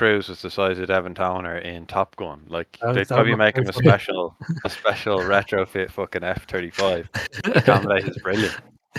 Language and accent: English; Leinster, Ireland; Albeit I'm from Leinster